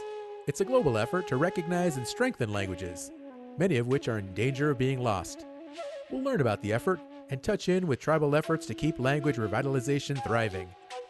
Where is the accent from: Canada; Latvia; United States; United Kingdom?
United States; New Mexico; I'm from New Mexico